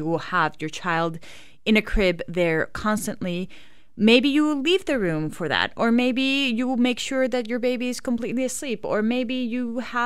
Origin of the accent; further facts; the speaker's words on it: Mexico; moved away; I'm from Mexico